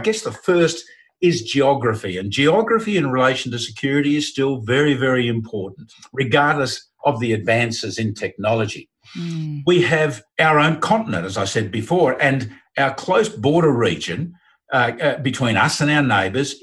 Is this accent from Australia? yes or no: yes; Australia